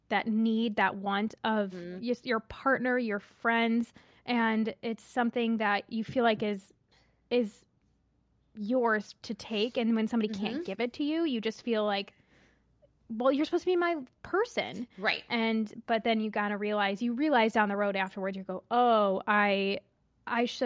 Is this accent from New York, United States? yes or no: no; Seattle, Washington, United States; I'm a junior in high school and I'm from Seattle.